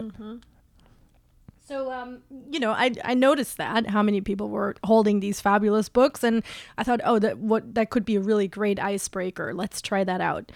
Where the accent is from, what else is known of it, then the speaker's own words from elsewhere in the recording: Germany; also born or lived in West Coast, United States; now in New York, United States; I'm originally from Germany